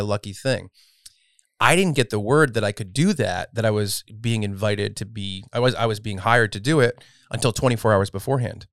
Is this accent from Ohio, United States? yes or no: no; Bristol, Rhode Island, United States; also born or lived in Warren, Rhode Island / New York; I grew up in, uh, Bristol and Warren